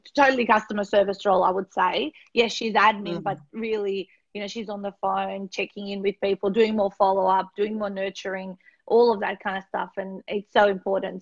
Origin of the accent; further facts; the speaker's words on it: North Macedonia; moved away; I grew up in Macedonia